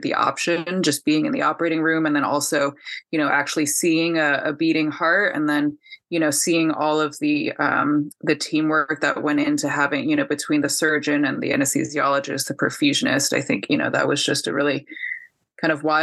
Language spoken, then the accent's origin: English; California, United States; now in Ann Arbor, United States; I am from California originally